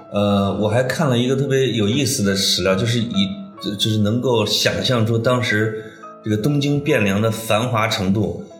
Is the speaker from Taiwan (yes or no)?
no; Puyang, Henan, China; 我老家濮阳哈，呃，我一直以为我现在住的这一片儿市区是当时春秋的都城，叫地丘